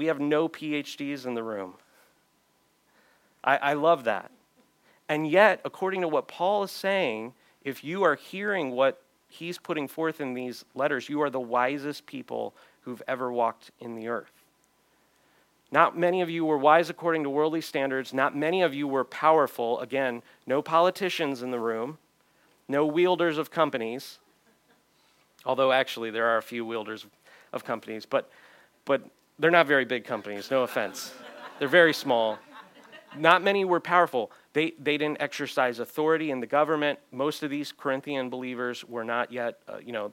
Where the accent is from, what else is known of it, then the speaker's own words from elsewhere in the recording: United States; me as an American